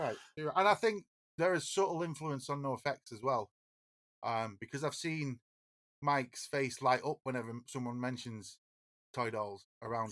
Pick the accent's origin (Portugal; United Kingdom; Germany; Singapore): United Kingdom; Oldham, North West England; we're from Oldham